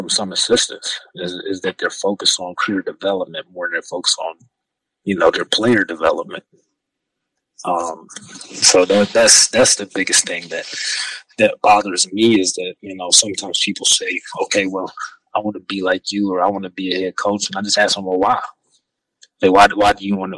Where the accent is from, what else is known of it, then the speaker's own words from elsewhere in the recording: Radford, Virginia, United States; I'm from Radford. I know everybody in Radford.